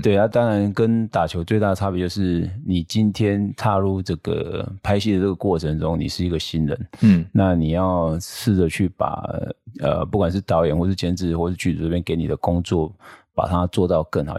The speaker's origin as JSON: {"language": "Chinese", "country": "Taiwan", "said": "我们台湾"}